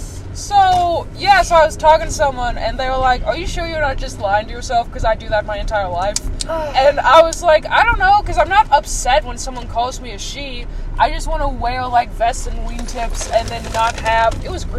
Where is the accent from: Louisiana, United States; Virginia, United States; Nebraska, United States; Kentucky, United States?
Kentucky, United States; moved away as an adult; now in Dayton, United States; I was born and raised in Kentucky, and I'm only in Ohio for college.